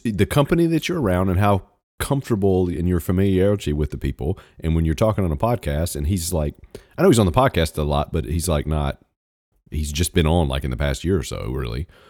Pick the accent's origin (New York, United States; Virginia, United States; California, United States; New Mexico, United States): Virginia, United States; moved away; I was born in Virginia, so I'm technically a Virginian, even though I haven't lived there in thirty years